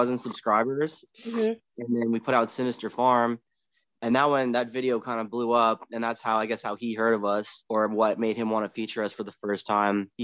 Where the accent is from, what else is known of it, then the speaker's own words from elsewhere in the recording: Winnipeg, Manitoba, Canada; also born or lived in Nashville; when we were in high school, we used to like cruise around Winnipeg